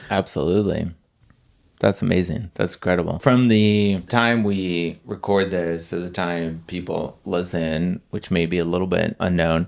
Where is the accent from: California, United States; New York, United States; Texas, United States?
Texas, United States; moved away; I was from Texas